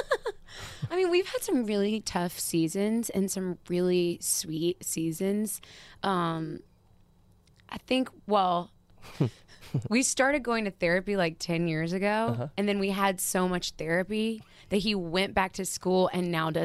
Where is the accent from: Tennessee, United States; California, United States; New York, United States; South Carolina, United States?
Tennessee, United States; Nashville; I grew up in Nashville.